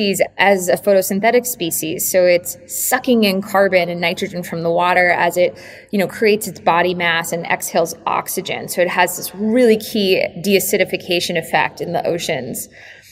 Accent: Connecticut and Cape Cod, New England, United States; I'm also from New England. I grew up between Connecticut and Cape Cod

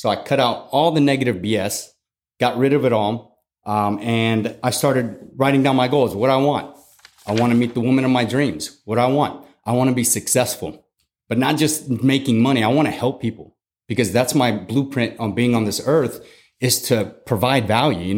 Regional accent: San Antonio, Texas, United States; also born or lived in Germany / Fort Leonard Wood, Missouri; So I grew up in Germany. I grew up in Fort Leonard Missouri, and then moved to San Antonio in 1995, where I went to eighth grade.

